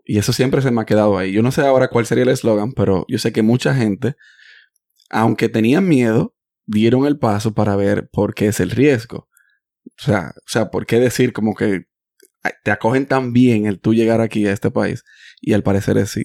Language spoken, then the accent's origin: Spanish; Dominican Republic; now in United States; Yo nací en Estados Unidos, pero yo soy dominicano porque yo me crié allá.